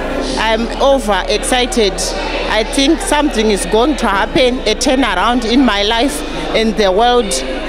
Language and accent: English; Masvingo, Zimbabwe; I come from Zimbabwe, ECG Mashingo.